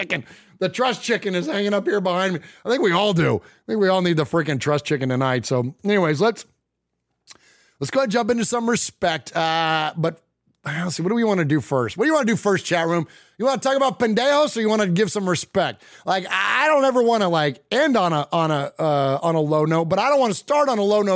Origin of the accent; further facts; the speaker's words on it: San Jose, California, United States; also born or lived in Middle Tennessee; now in Nashville, United States; I'm from San Jose, California originally. It's where I was born and raised